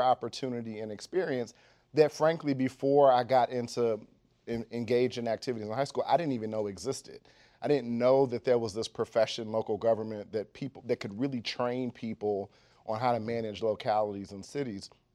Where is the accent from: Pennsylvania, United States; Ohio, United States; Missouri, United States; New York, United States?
Ohio, United States; Dayton; moved away as an adult; now in Washington, D.C., United States; I went to public schools in Dayton, Ohio